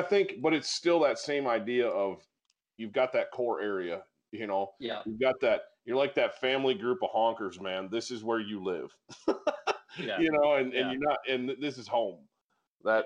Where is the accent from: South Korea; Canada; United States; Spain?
United States; Michigan; we grew up in Michigan and we hunted a lot of the same areas